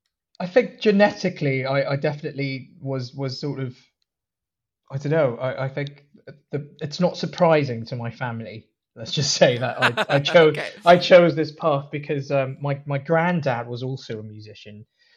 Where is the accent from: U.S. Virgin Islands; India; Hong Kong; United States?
Hong Kong; also born or lived in Malaysia / Singapore; now in London, United Kingdom; So I was born in Malaysia, but that's only because my dad happened to be working there at the time. And we moved quickly after I was born to Singapore for a bit, and then moved to Hong Kong for a bit, where I spent a lot of years